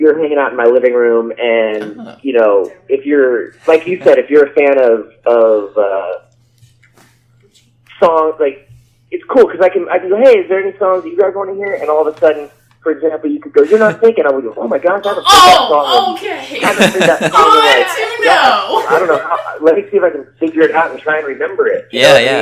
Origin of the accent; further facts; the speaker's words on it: Orange County, California, United States; growing up in Orange County, California, in the early 90s